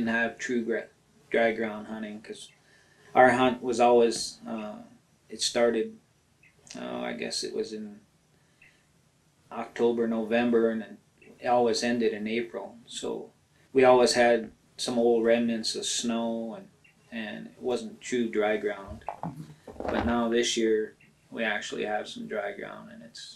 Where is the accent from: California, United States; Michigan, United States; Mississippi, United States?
Michigan, United States; Upper; now in Round Mountain, United States; I was born in Upper Michigan, about 125 miles from the Canadian border, 40 miles west of Marquette